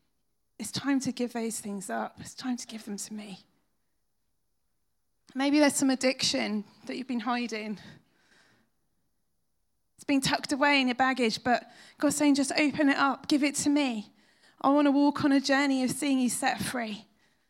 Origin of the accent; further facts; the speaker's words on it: United Kingdom; we're British